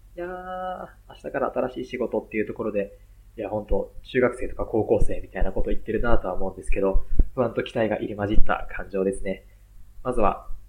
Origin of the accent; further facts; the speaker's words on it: Aichi, Japan; moved away as an adult; also born or lived in Tokyo; 地元愛知